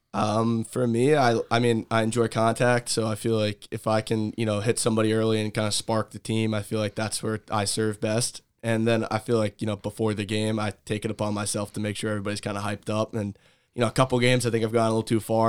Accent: Monmouth County, New Jersey, United States; growing up in Monmouth County

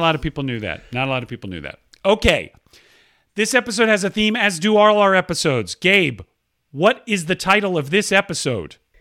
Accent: Georgia, United States; Georgia, my home state

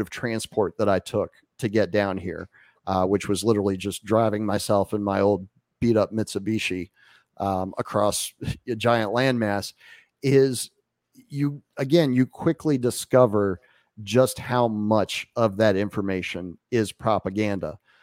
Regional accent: Winchester, Virginia, United States; moved away as an adult; now in Acapulco, Mexico; my hometown of Winchester, Virginia

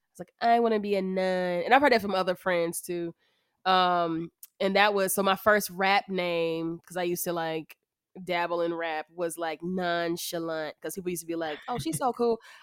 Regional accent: United States; I'm the American F

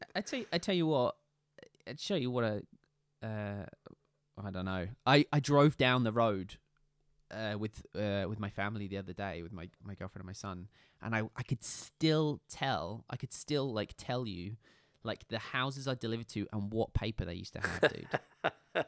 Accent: Scotland, United Kingdom; realistically, I'm Scottish

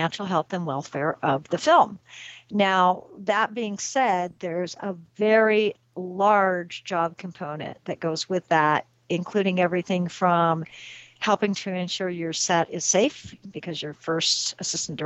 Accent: Southwest, United States; me growing up in the Southwest

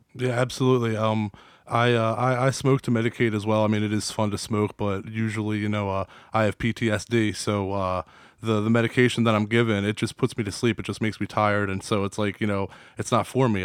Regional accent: East Coast, United States; now in Delaware, United States; we're in Delaware, but you know we're from the East Coast

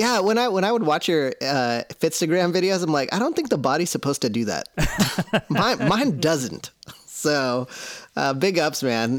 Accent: Seattle, Washington, United States; I'm from Seattle

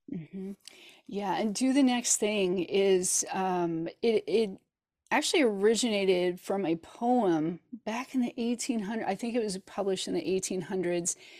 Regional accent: Hannibal, Missouri, United States; now in Kansas City, United States; I grew up in Hannibal, Missouri, which is famous for Mark Twain

